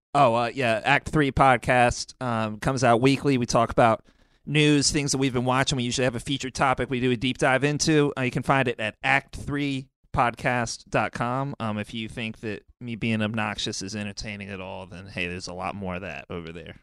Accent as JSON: {"language": "English", "region": "the South", "country": "United States", "said": "I'm from the South"}